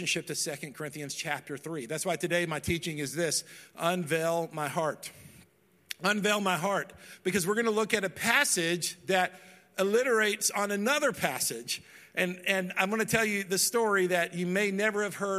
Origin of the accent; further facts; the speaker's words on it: Dallas, Texas, United States; moved away; I grew up in Dallas, Texas